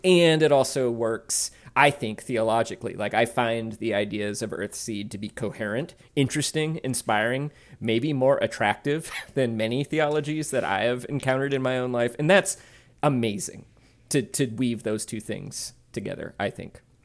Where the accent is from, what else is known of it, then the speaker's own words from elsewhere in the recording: the South, United States; I grew up in the South in a community that I now realize was rather religious